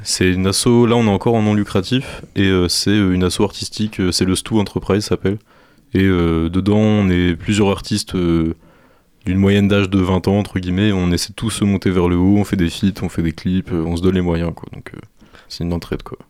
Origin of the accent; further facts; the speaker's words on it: Normandy, France; now in Angers, France; moi je viens pas du tout d'Angers de base, je, suis de Normandie